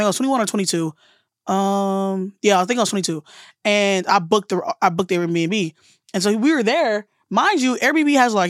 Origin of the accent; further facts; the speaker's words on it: Alabama, United States; because I'm from the South and from Alabama.